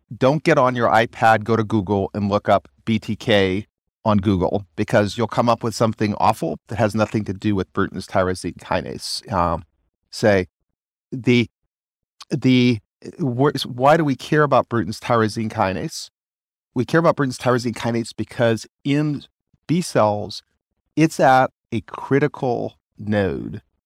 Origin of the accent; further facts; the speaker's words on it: Arkansas, United States; I'm also from Arkansas where we think about things simply